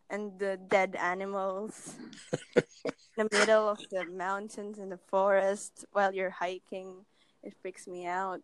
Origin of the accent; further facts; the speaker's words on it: Philippines; I'm from the Philippines.